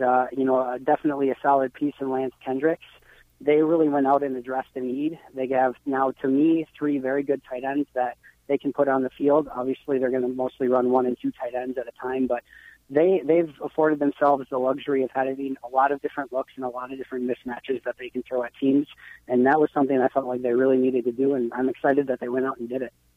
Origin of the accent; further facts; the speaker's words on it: Green Bay, Wisconsin, United States; I grew up in Green Bay